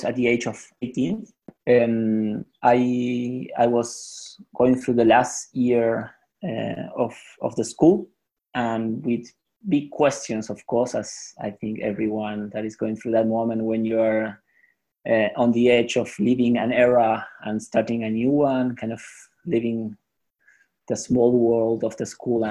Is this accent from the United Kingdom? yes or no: no; Buenos Aires, Argentina; I'm from Argentina, from Buenos Aires